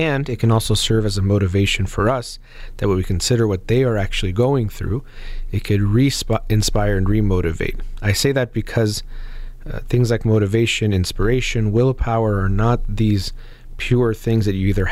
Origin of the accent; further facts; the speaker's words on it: United States; I was born here in the United States